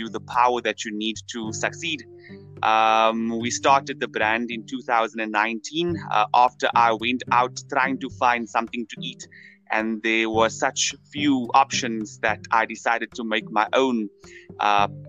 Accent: Cape Town, Western Cape, South Africa; I come from the Cape Flats

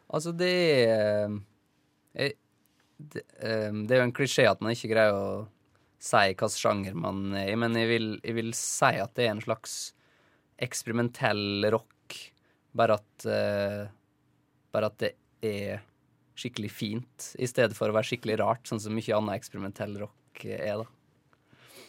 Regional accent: Isfjorden, Møre og Romsdal, Norway; Det er oppkalt etter ei elv i Isfjorden, der jeg kommer fra. Isfjorden i Rauma

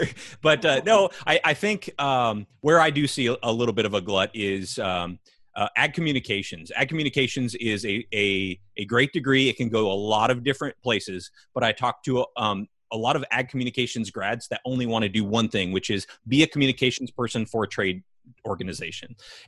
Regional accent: California, United States; I can remember growing up in California.

